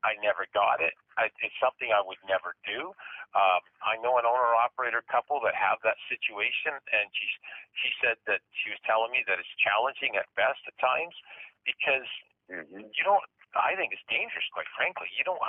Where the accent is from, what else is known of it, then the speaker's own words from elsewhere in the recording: Woodstock, Ontario, Canada; that's my hometown.